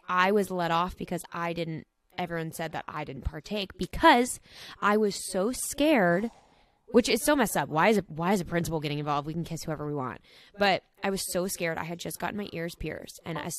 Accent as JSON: {"language": "English", "town": "San Antonio", "region": "Texas", "country": "United States", "said": "I'm 21 and from San Antonio, Texas."}